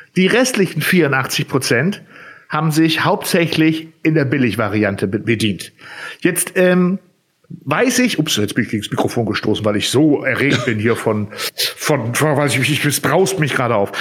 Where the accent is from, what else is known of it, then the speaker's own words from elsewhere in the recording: Zetel, Lower Saxony, Germany; ich komme jetzt ja aus Zetel